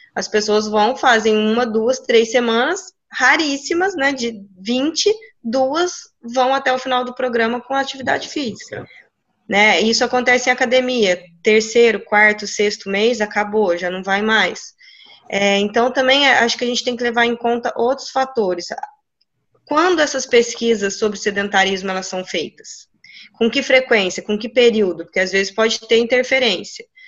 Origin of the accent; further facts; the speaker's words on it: Minas Gerais, Brazil; moved away; na minha cidade, na cidade que eu, que eu que eu vim de Minas, é uma cidade extremamente pequena